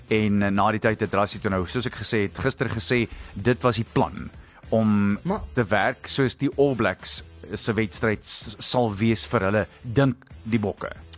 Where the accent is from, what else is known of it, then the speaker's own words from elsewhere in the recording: South Africa; ons is nog steeds Suid-Afrikaners